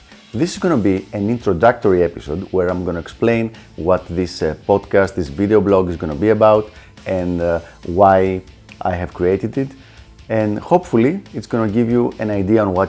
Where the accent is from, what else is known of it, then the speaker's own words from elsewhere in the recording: Greece; accent: Greek; first language Greek; English is a second language; I have this very unique Greek accent